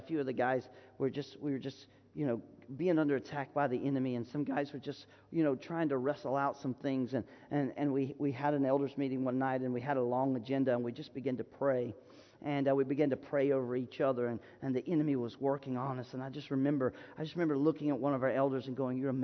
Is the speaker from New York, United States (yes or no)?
no; Florida, United States; I'm from Florida, and I grew up in the woods